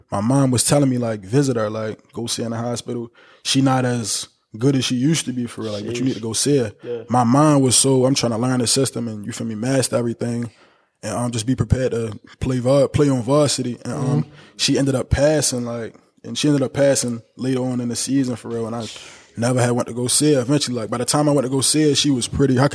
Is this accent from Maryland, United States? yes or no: yes; Baltimore, Maryland, United States; But growing up in Baltimore, man, I learned a lot. I had a lot of fun. You feel me? Made a lot of friends. I lost friends growing up.